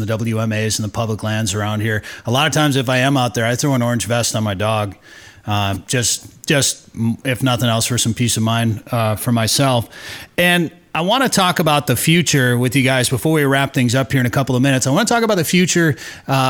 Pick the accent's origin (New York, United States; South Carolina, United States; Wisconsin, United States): Wisconsin, United States; now in Minnesota, United States; I grew up rifle hunting in Wisconsin during that Thanksgiving 9-day season.